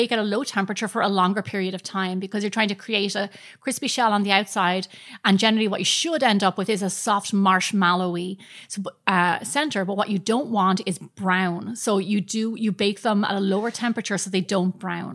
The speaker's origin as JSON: {"language": "English", "country": "Ireland", "said": "as Irish people"}